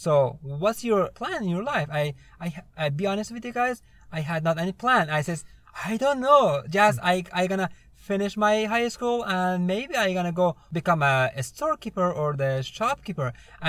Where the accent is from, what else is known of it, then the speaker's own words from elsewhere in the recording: Afghanistan; English is a second language; now in United States; I'm originally from Afghanistan. I came to United States 2 years ago, 2016, through SIV, Special Immigration Visa. And I was working with the U.S. military back in Afghanistan, and that's it.